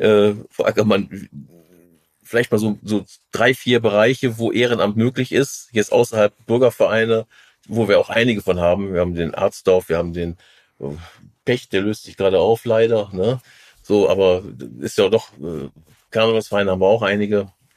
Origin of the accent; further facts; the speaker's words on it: Rhineland, Germany; als Rheinländer